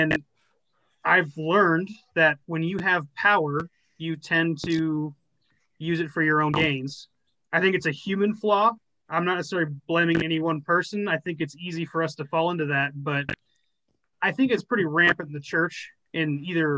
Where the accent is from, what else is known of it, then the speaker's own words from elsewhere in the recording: Northern Arizona, United States; coming from where we grew up in Northern Arizona